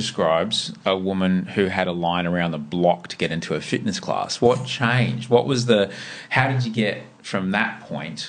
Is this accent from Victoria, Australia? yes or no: no; Brisbane, Queensland, Australia; I'm from Queensland, man. Brisbane